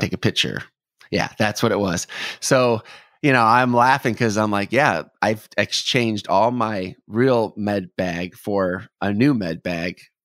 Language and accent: English; Detroit, Michigan, United States; now in Nashville, United States; growing up in Detroit